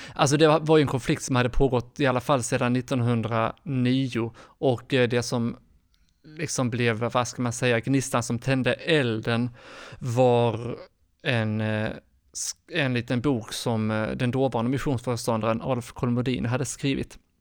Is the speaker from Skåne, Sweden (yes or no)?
yes; Skåne, Sweden; moved away as an adult; now in Stockholm, Sweden; Jag är född och uppvuxen i Skåne men bor sedan snart tio år tillbaka i Stockholm